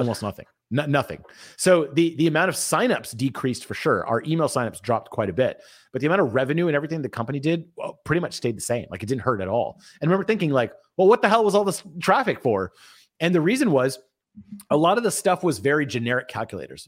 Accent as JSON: {"language": "English", "country": "India", "said": "I'm Indian, I work with developers all the time"}